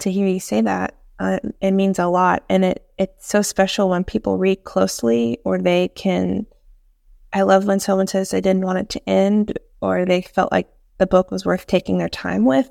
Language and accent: English; East Tennessee, United States; also born or lived in Piedmont, North Carolina; now in Winston-Salem, United States; I'm from East Tennessee, and I live in Piedmont of North Carolina now